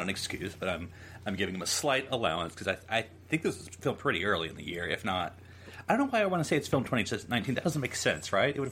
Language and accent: English; United States; I'm American. I'm talking from an American point of view.